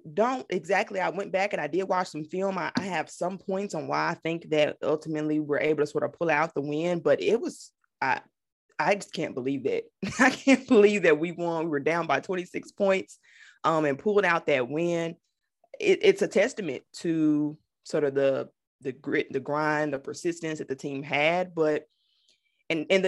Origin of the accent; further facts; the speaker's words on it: Memphis, Tennessee, United States; I grew up here in Memphis